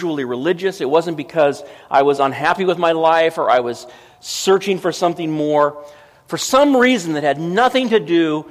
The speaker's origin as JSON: {"language": "English", "region": "Southern California", "country": "United States", "said": "I was from Southern California"}